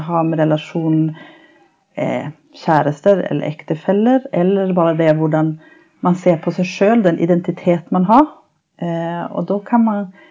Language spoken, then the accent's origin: Norwegian; Sweden; accent: norsk-svensk; moved away as an adult; now in Norway; Jeg er opprinnelig fra Sverige